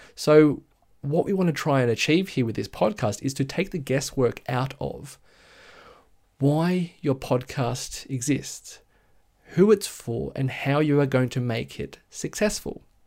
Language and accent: English; Blue Mountains, west of Sydney, New South Wales, Australia; I'm from Sydney, Australia, a bit west of Sydney, actually, in the Blue Mountains.